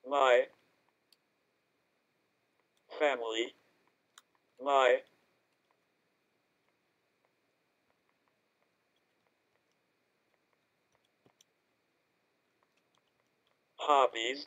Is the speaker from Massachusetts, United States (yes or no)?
yes; Boston, Massachusetts, United States; I am 32 from Boston, Mass